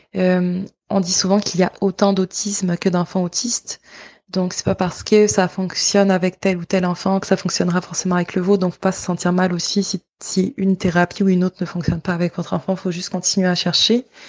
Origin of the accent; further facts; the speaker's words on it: Côte d’Ivoire; moved away; de là où je viens, en Côte d'Ivoire